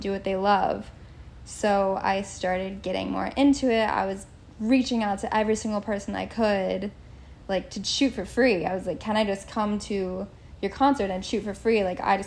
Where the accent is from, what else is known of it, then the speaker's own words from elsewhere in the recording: Virginia, United States; moved away as an adult; also born or lived in South Carolina; now in Charleston, United States; I'm from Virginia, and so it's still drivable and still close to home